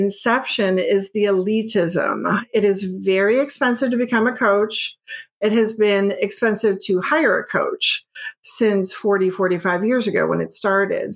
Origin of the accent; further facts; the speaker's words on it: United States; I'm from North America